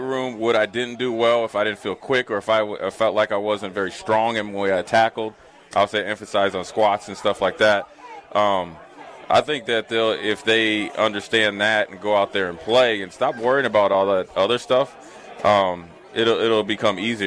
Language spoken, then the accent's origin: English; Minnesota, United States; moved away as an adult; now in Nebraska, United States; I was from Minnesota